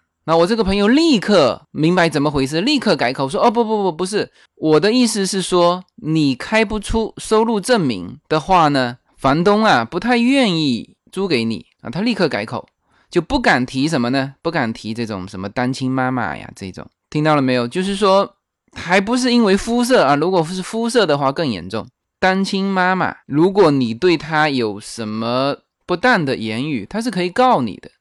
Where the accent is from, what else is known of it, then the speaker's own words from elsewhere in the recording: China; moved away as an adult; now in Temple City, United States; 我们大陆人